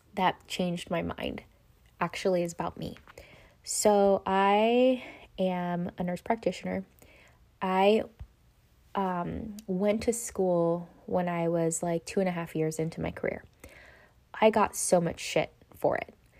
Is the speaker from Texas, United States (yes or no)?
no; Los Angeles, California, United States; White Memorial? That's where I was born